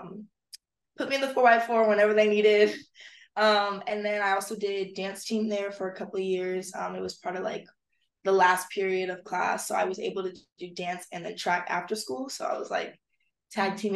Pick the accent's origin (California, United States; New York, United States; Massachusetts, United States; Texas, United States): California, United States; Long Beach; also born or lived in Cerritos, California; now in Berkeley, United States; I'm from Long Beach, California, LBC 562. Love it out there. I was born there. Kind of started living in like Cerritos for a little bit, but then I came back for high school